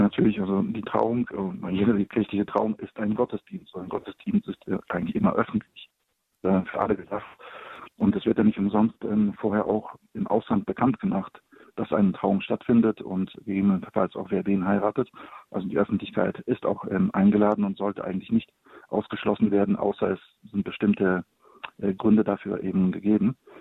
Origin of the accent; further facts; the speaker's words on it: Poland; now in Cologne, Germany; Ich komme gebürtig aus Polen